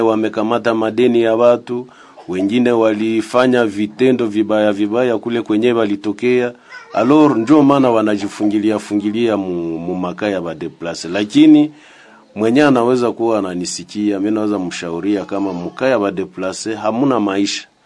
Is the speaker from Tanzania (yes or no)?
no; DR Congo; sisi ni wakongomani